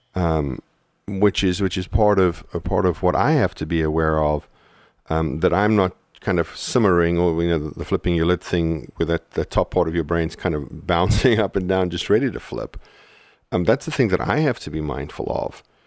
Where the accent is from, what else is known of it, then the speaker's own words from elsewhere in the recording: South Africa; moved away; when we went to South Africa a couple of years into our marriage, um, you know, we landed in my hometown